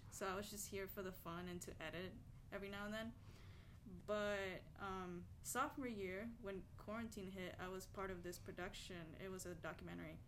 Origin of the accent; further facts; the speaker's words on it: Venezuela; moved away; also born or lived in Sun Valley, California; I'm Venezuelan